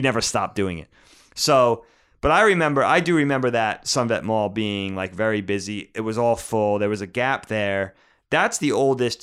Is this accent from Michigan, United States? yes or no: no; Bellport, New York, United States; I grew up in Bellport